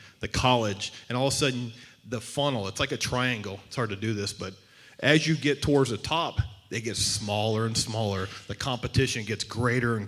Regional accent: Southeast Texas, United States; moved away as an adult; also born or lived in Phoenix, Arizona; I grew up in Southeast Texas, so I grew up in the heat and humidity of Texas

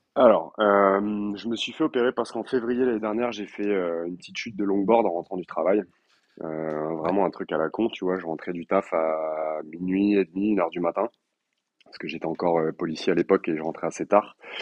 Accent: Limoges, Nouvelle-Aquitaine, France; also born or lived in Colombes, Paris region; now in Paris region, France; je suis originaire de Limoges et j'habite en région parisienne

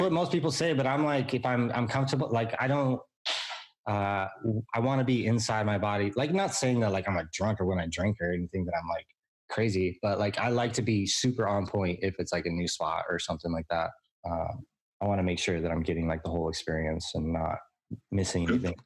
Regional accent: San Diego, California, United States; I was born and raised in San Diego, California. I haven't ever moved

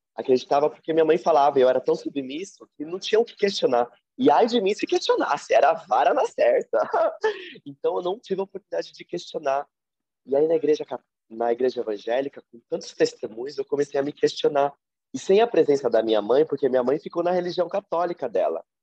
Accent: São Paulo, Brazil; Eu atualmente moro e nasci em São Paulo

